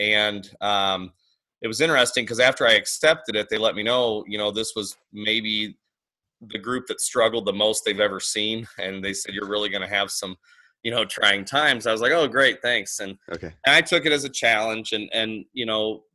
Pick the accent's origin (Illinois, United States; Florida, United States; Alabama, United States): Illinois, United States; also born or lived in Iowa; now in Council Grove, Kansas, United States; I'm actually originally from Illinois